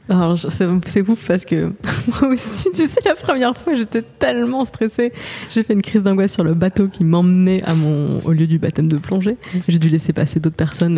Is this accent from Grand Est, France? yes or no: yes; Moselle, Grand Est, France; je viens de Moselle, euh, pareil de la frontière allemande